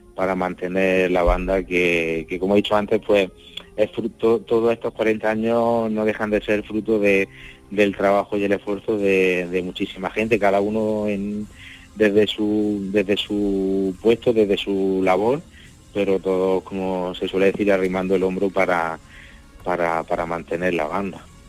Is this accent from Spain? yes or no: yes; Sorbas, Andalusia, Spain; yo soy de, de Sorba, nacido allí